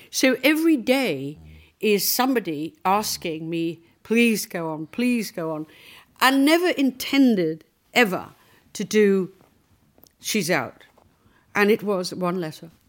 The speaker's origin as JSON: {"language": "English", "town": "Liverpool", "region": "North West England", "country": "United Kingdom", "said": "Well, the reality was, you know, I came from Liverpool. I was short with red hair."}